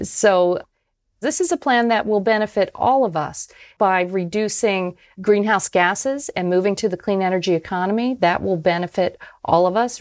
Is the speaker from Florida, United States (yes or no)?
yes; Tampa, Florida, United States; my hometown, of Tampa, Florida